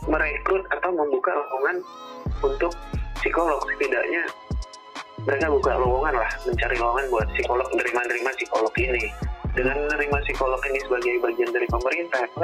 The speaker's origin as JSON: {"language": "Indonesian", "region": "Lampung", "country": "Indonesia", "said": "Contoh lah aku dari Lampung, di Lampung itu belum ada S2 psikologi profesi tapi kalau S1-nya ada banyak gitu"}